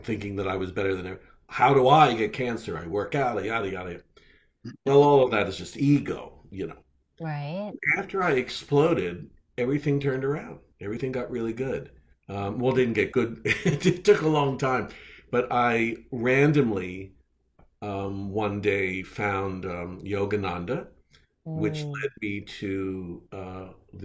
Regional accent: Philadelphia, Pennsylvania, United States; now in San Diego, United States; Here in San Diego, where I wasn't born here, I was born in Philadelphia, but here I am in San Diego.

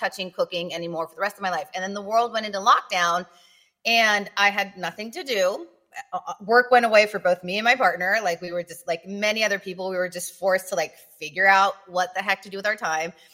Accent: Tijuana, Baja California, Mexico; also born or lived in San Diego; I grew up in Tijuana.

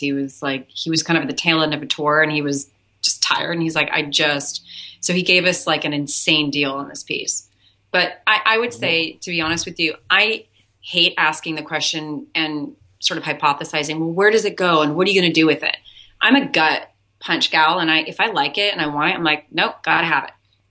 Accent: Hawaii, United States; I'm Hawaiian. My father was German, Scottish, and a little bit of Seminole Indian.

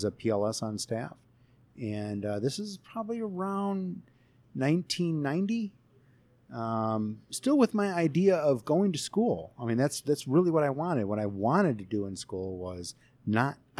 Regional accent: Chicago, Illinois, United States; also born or lived in Florida; I am from the Chicagoland area

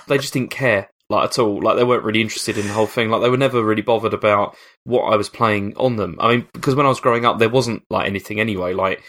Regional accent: Dartford, South East England, United Kingdom; I grew up in Dartford, which is a dump, and Gravesend.

